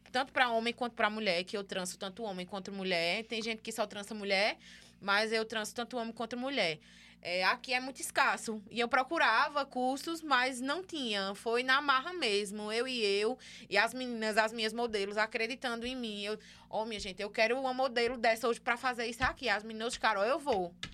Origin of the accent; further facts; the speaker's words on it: Caruaru, Pernambuco, Brazil; caruaruense, é. é. Sou natural de Caruaru.